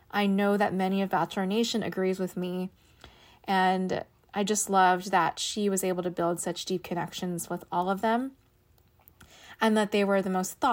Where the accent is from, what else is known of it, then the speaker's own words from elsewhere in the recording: Washington, District of Columbia, United States; I am 30 and I'm from Washington, D.C.